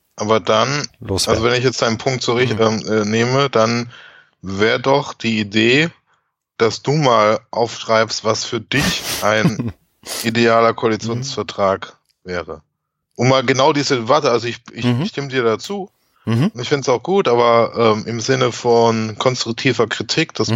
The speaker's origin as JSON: {"language": "German", "country": "Germany", "said": "bei uns in Deutschland"}